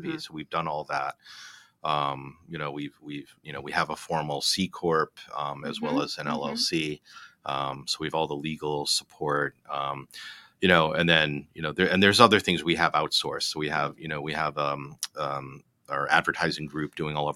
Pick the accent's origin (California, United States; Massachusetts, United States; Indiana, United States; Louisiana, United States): Massachusetts, United States; South Shore; moved away as an adult; also born or lived in Boston; now in New Jersey, United States; I was born in South Shore.